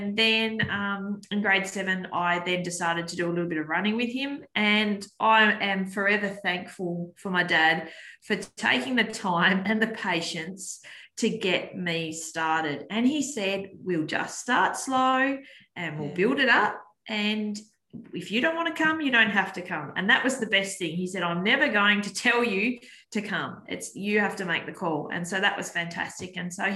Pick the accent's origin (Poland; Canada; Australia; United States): Australia; Penguin, Tasmania; I grew up in Penguin, the wonderful little town of Penguin on the northwest coast